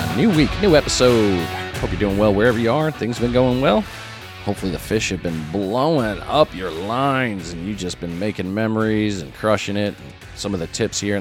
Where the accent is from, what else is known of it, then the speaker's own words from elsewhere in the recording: Connecticut, United States; moved away; I grew up there. I grew up in Connecticut.